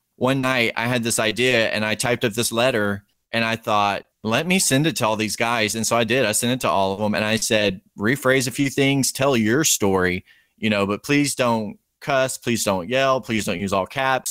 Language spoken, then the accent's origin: English; Texas, United States; I'm from Texas